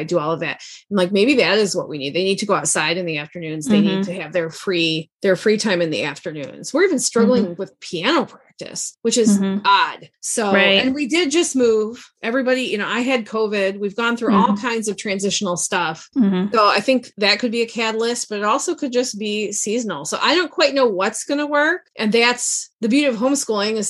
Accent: Midwest, United States; moved away as an adult; also born or lived in the South (US); we moved from the South back home to the Midwest

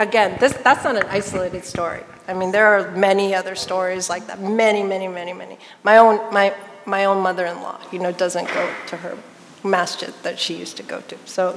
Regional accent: United States; I'm Chinese American, my parents are immigrants.

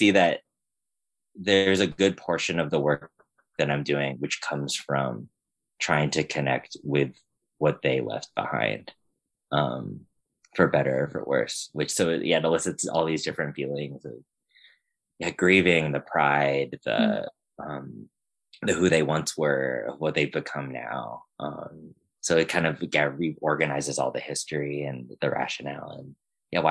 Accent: United States; identifying as a Filipino that like was born and raised here in the States

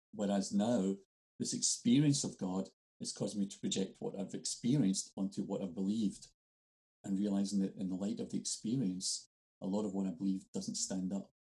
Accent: Scotland, United Kingdom; I'm Scottish.

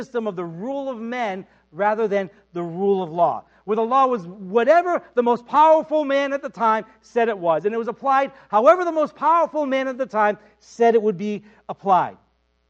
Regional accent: United States; as an American

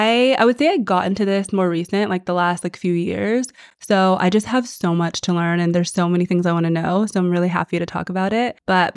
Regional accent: United States; I am American

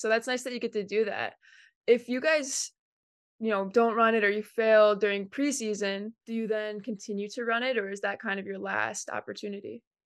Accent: Cleveland, Ohio, United States; moved away; I'm from Cleveland, Ohio

